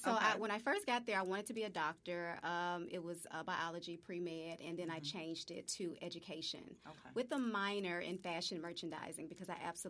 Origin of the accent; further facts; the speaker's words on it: Memphis, Tennessee, United States; Yeah, so Whitehaven, middle class, predominantly African-American, you know, neighborhood and community. Had a wonderful childhood. Graduated from Whitehaven High School.